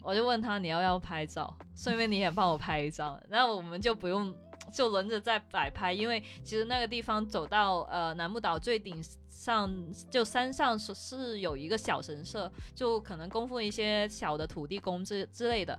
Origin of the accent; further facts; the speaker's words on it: Guangdong, China; 跟我们广东这边喝早茶差不多